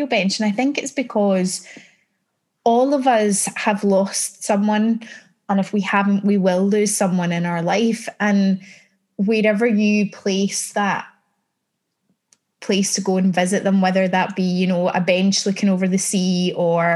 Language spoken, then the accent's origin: English; Scotland, United Kingdom; as a Scot, being a Scot in the entertainment industry